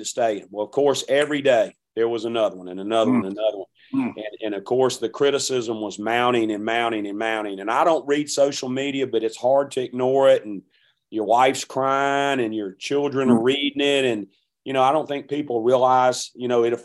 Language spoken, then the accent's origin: English; Hattiesburg, Mississippi, United States; I'm from Hattiesburg